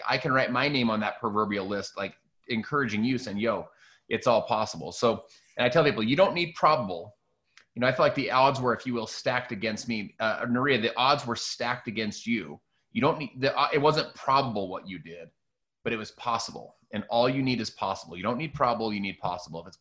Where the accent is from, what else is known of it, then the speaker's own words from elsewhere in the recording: Salt Lake City, Utah, United States; I'm from Salt Lake City, Utah.